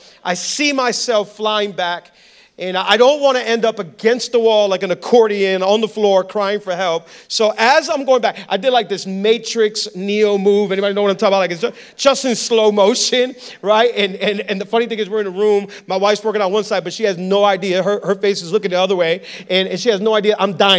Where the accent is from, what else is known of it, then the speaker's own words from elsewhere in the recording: Hialeah, Florida, United States; I'm from Hialeah. Nothing good can come from I'm from Hialeah. Come on, I was born and raised in Hialeah.